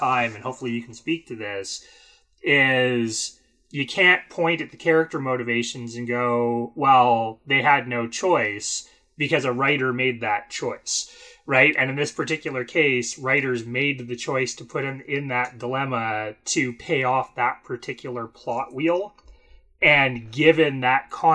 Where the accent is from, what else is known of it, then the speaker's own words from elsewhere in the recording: Canada; I'm Canadian.